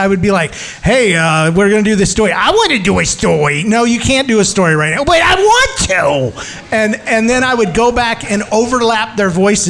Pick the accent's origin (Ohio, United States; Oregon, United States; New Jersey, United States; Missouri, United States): Missouri, United States; St. Louis; moved away; We grew up. I moved away from St. Louis.